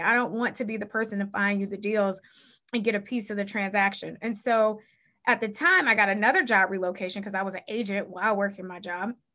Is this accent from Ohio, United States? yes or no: yes; Cleveland, Ohio, United States; I was born and raised in Cleveland, Ohio.